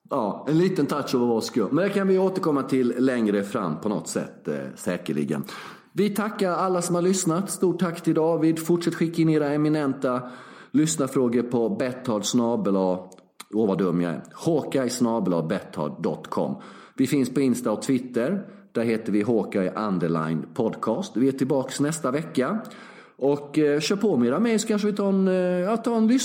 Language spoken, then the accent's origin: Swedish; Sweden; moved away; De har inte så bra doftljus, doftljusupplägg här eh, i, som hemma i Sverige.